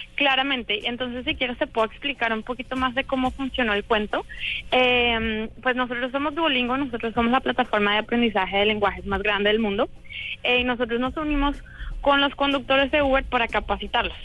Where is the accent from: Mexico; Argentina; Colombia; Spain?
Colombia; now in San Francisco, United States; yo también soy colombiana, pero he vivido hace mucho tiempo acá